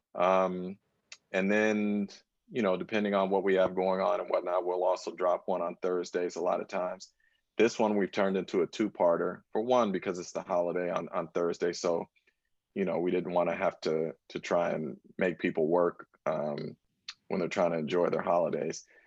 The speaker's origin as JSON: {"language": "English", "region": "Northern California", "country": "United States", "tie": "born or raised there", "also_born_or_lived": "Washington, D.C.", "moved": "as an adult", "said": "I grew up in Northern California"}